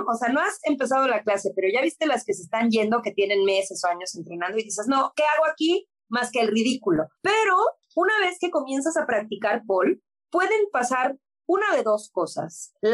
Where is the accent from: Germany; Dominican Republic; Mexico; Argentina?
Mexico; güey, somos latinos, somos mexicanos, en la vida … me voy a ver como la rusa